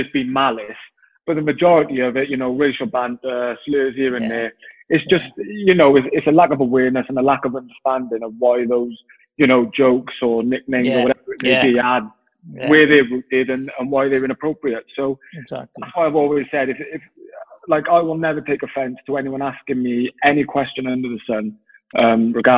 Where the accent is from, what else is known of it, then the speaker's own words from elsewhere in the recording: Wales, United Kingdom; growing up, you know, being Welsh